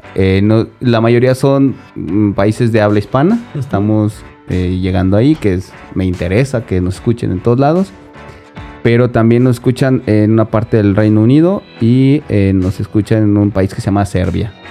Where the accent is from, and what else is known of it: Mexico; born or raised there